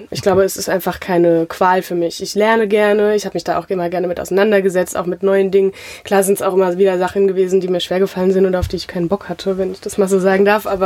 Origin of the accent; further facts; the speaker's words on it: Mainz, Rhineland-Palatinate, Germany; Ein richtiges Mainzer Mädchen, ja.